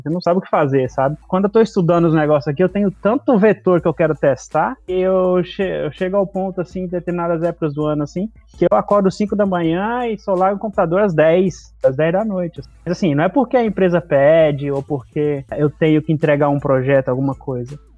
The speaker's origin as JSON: {"language": "Portuguese", "country": "Brazil", "moved": "as an adult", "said": "eu saí do Brasil sem falar inglês"}